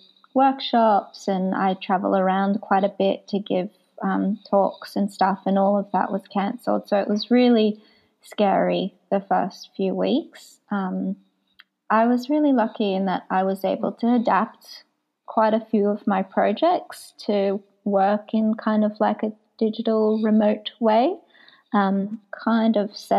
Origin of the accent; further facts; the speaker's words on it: Gold Coast, Queensland, Australia; moved away as an adult; also born or lived in Israel; now in Melbourne, Australia; born in Israel and I moved with my family to Australia when I was 8 years old. And I grew up on the Gold Coast and then moved to Melbourne to do my PhD